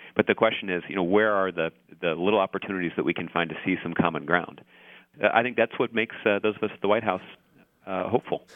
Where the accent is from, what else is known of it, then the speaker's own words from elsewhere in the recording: Kansas City, Missouri, United States; I was born and raised in Kansas City, Missouri